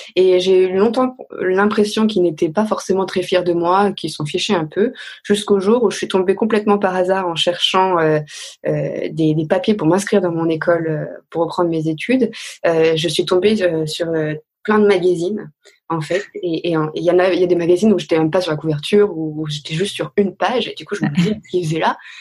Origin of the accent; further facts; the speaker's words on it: Caluire-et-Cuire, Auvergne-Rhône-Alpes, France; also born or lived in Bourg-de-Péage, Drôme; je suis née dans la Drôme parce que ma maman vient de la Drôme, mais depuis le départ on vivait à Lyon. Donc j'ai grandi dans une petite maison dans la banlieue de Lyon, à Caluire-et-Cuire exactement